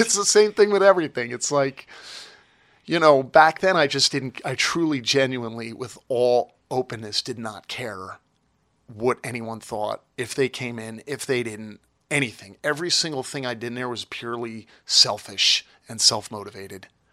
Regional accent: Toms River, New Jersey, United States; I was born in Tom's River, and I grew up at the Jersey Shore

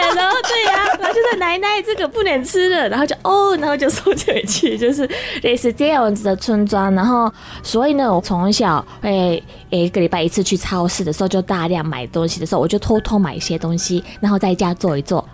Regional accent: Ishigaki, Okinawa, Japan; Chinese is a second language; moved away as an adult; also born or lived in Tokyo, Japan; now in Taiwan; 那石垣岛的很乡下

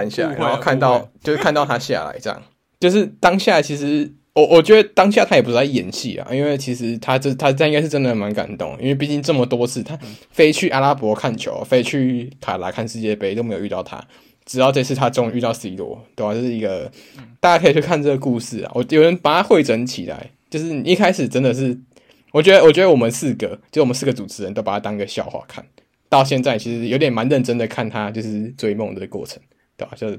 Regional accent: Taiwan; 嗯、就是毕竟我们都是台湾的听众的话，我们就大家会蛮期待上礼拜有两场比赛

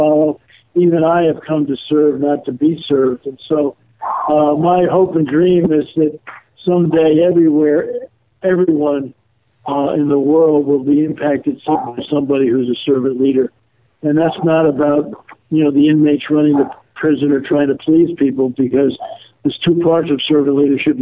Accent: New Rochelle, New York, United States; we grew up in New Rochelle, New York

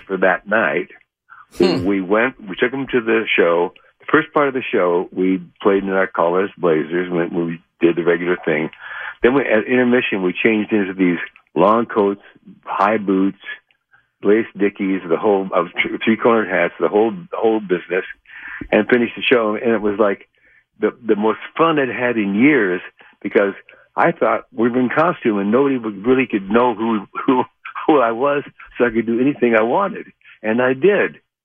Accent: Idaho, United States; moved away; also born or lived in Oregon; I was born in Oregon, but raised in Idaho.

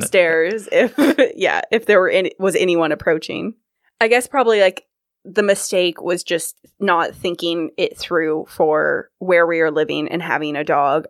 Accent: California, United States; moved away as an adult; also born or lived in Kirkland; I'm from California

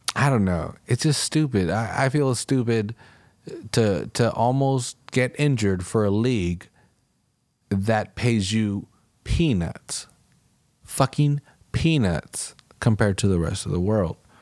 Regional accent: Salinas, California, United States; my hometown

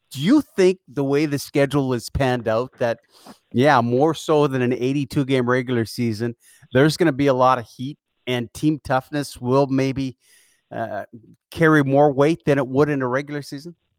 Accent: Edmonton, Alberta, Canada; I grew up in Edmonton

